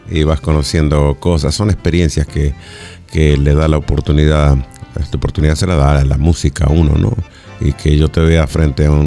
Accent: San Juan, Argentina; que nació en mi tierra en San Juan, también …

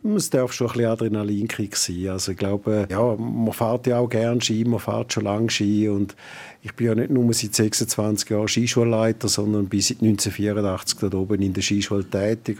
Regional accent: Toggenburg, St. Gallen, Switzerland; also born or lived in New Zealand; now in Arosa, Switzerland; ich bin ja ursprünglich aus dem Tackenburg, bin dort auch aufgewachsen

